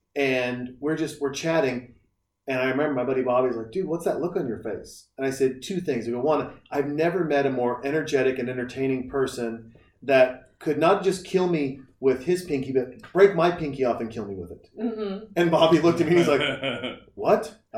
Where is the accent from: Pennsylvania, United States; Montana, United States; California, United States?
Montana, United States; now in Texas, United States; I'm from Montana.